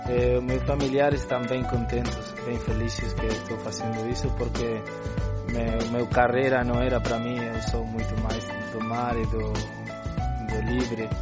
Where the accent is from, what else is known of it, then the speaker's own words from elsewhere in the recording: Uruguay; Portuguese is a second language; eu eh, nasci no Uruguai, mas minha família é de Porto